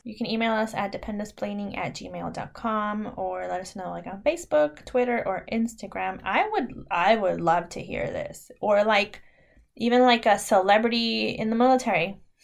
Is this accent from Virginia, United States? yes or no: no; small farm town near Sacramento, California, United States; born or raised there